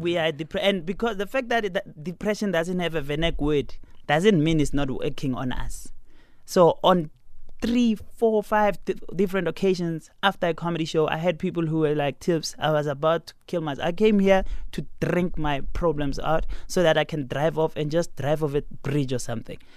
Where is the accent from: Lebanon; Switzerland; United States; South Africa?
South Africa; Pretoria, Gauteng; also born or lived in Garankuwa; I'm from Pretoria.